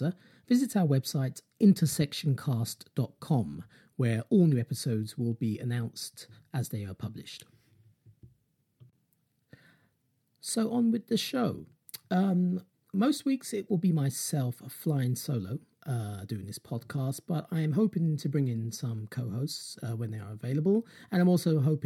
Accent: London, United Kingdom; I'm from London in the UK, that's where I'm based

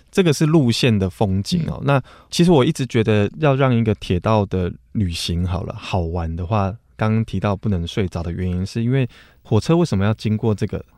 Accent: southern Taiwan, Taiwan; 我们南部人

